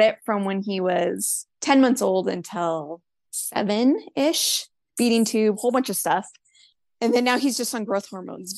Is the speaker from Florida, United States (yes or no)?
no; Spokane, Washington, United States; moved away as an adult; I grew up in Spokane. I stayed there the whole time